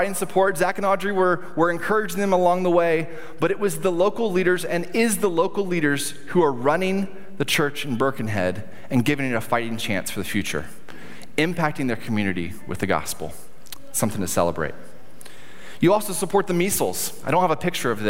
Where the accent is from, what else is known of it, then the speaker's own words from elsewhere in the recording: United States; We as an American